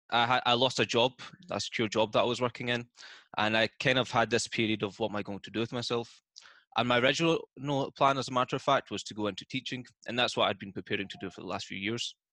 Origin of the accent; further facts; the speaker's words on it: Scotland, United Kingdom; accent: Scottish; No, I'm from Scotland